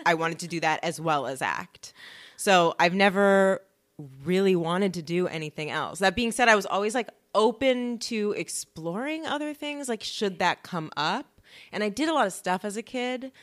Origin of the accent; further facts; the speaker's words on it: Los Angeles, California, United States; I'm from LA. So I grew up around the whole acting everything.